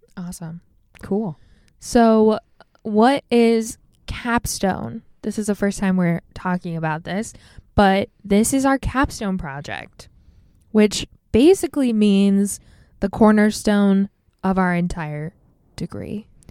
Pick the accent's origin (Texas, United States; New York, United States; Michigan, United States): Michigan, United States; also born or lived in Hawaii; now in Seattle, United States